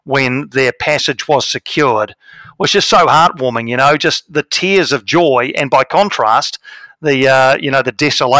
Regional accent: Wellington, New Zealand; my hometown of Wellington

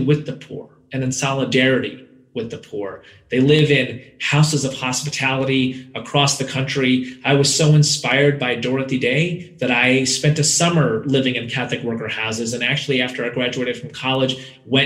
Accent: India; I hail from India

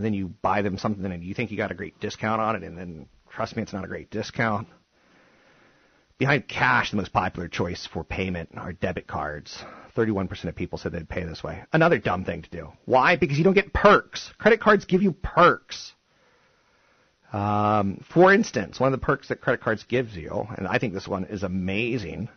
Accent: East Coast, United States; now in Silicon Valley, United States; growing up on the East Coast

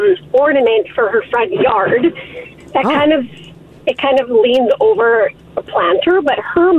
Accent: Edmonton, Alberta, Canada; I'm from Edmonton

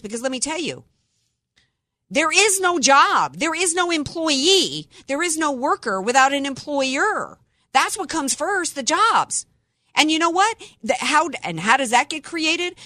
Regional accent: the South, United States; growing up in the South

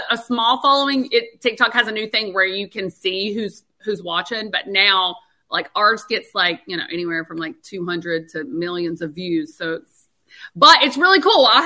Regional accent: North Carolina, United States; accent: country; We're originally from North Carolina, so that's where my country accent

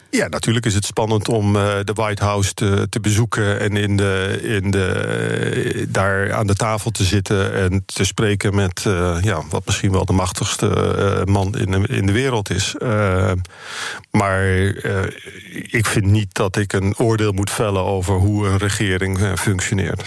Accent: Netherlands; Ik ben echt een Nederlander

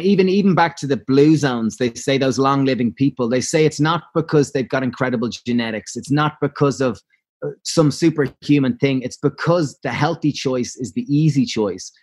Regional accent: Ireland; Being Irish

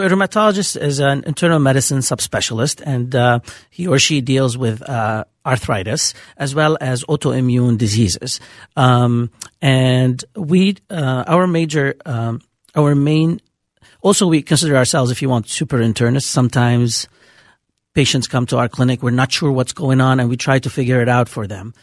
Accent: Beirut, Beirut Governorate, Lebanon; accent: Lebanese; moved away as an adult; also born or lived in Bemidji, Minnesota; now in Minneapolis, United States; I'm originally from Beirut, Lebanon

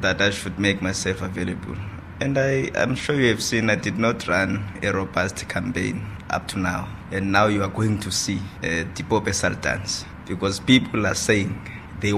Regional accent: Tsolo, Eastern Cape, South Africa; moved away; I was born in Ngadu village, in the old Transkei, in a small town called Tsolo in the Eastern Cape

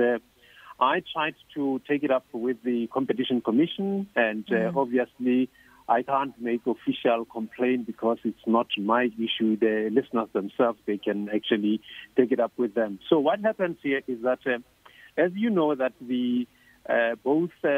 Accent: Mahikeng, North West, South Africa; my hometown in Mafikeng

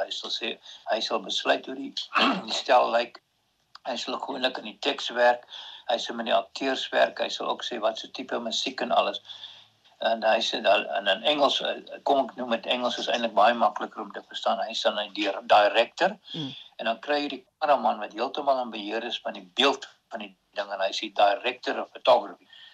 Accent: Bethlehem, Free State, South Africa; also born or lived in Karoo / Prieska; ek het eintlik in die Weshuis groot geword. die Charlotte Tron kinderhuis in in in Bethlehem

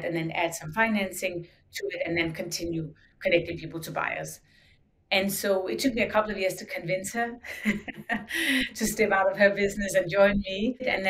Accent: Denmark; growing up in Denmark, we had the designs we had for decades

